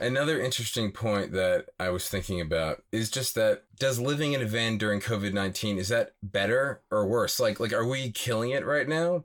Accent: outside of Philadelphia, Pennsylvania, United States; moved away as an adult; also born or lived in New York City; I grew up outside of Philadelphia, lived in New York City for about seven and a half years

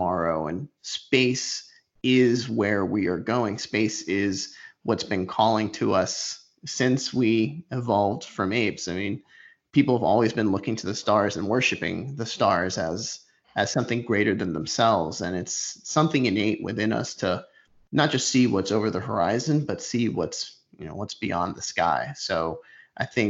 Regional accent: Puerto Rico; I grew up in Puerto Rico

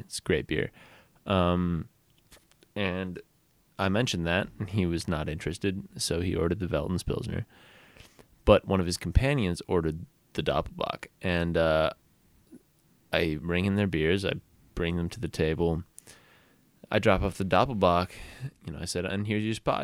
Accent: Portland, Oregon, United States; moved away as an adult; also born or lived in Southern California; I'm from Portland

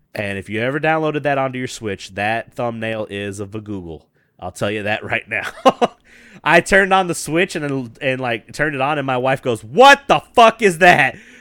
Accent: Memphis, Tennessee, United States; I come from Memphis, which is, like, blues and rock and all that stuff

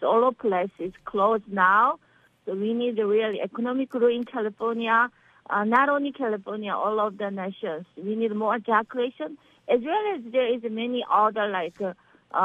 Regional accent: Seoul, South Korea; English is a second language; also born or lived in Andong, South Korea; now in Beverly Hills, United States; I am from South Korea, Seoul, Korea. I born Andong countryside. Yes, I'm from South Korea

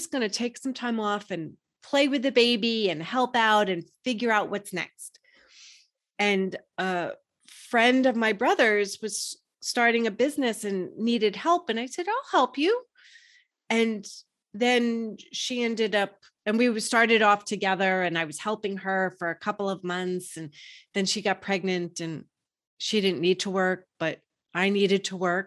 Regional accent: New York, United States; I grew up in New York, that's what was expected of me.

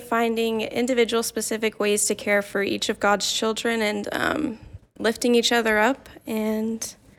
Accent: Provo, Utah, United States; I'm from Provo, Utah.

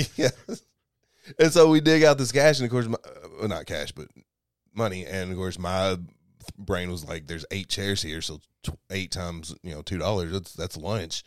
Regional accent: Kentucky, United States; moved away; We go back to Kentucky maybe once every three months or so

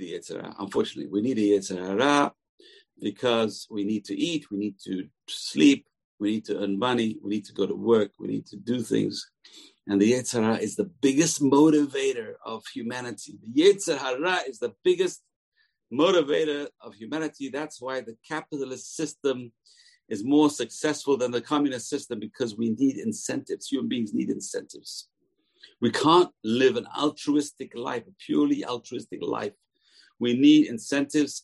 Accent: England, United Kingdom; moved away; I was raised in England

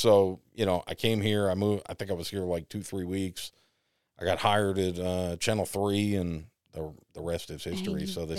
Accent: East Coast, United States; accent: New York, Boston; also born or lived in New York; I mean, I grew up in the East Coast. I had a horrible, you know, like, and I grew up like in the middle of New York and Boston. So I had this really weird New York, Boston.

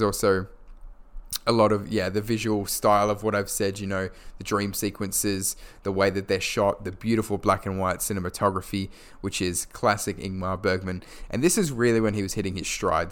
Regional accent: Perth, Western Australia, Australia; my hometown of Perth, Western Australia

